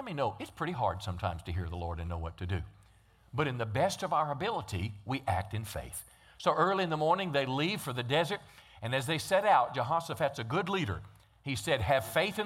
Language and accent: English; Texarkana, United States; we're from Texarkana